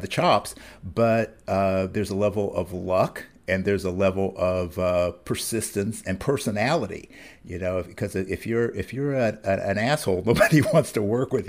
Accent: Ohio, United States; now in Pennsylvania, United States; I was born in Ohio, and I spent a lot of time moving around through that area. I live in Pennsylvania now

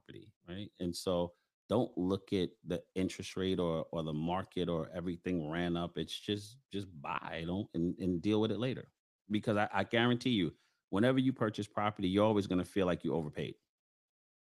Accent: New York City, New York, United States; I grew up in Bedstuy, Lafayette Avenue

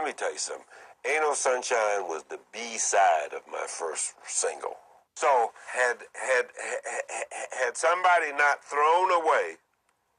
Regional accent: West Virginia, United States; I'm from West Virginia

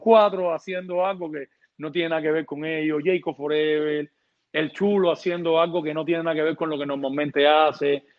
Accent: Santa Clara, Villa Clara, Cuba; moved away as an adult; also born or lived in Havana, Cuba; now in United States; productor cubano. Eh, vengo de Santa Clara, una ciudad del, del centro de la isla de Cuba

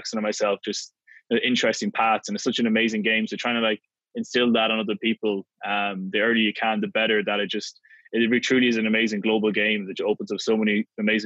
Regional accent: Ireland; moved away as an adult; now in United States; growing up in Ireland, we're very comfortable doing things

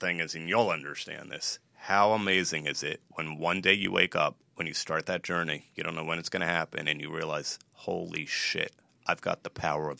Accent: New Jersey, United States; I'm from New Jersey and the U.S.

